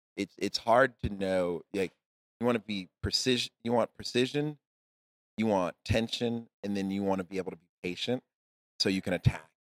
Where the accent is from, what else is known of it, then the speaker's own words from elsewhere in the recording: Texas, United States; I'm from Texas